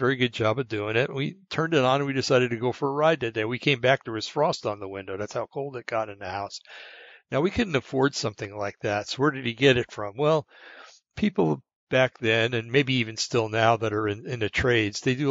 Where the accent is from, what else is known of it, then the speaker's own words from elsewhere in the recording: Bergen County, New Jersey, United States; I come from Bergen County, New Jersey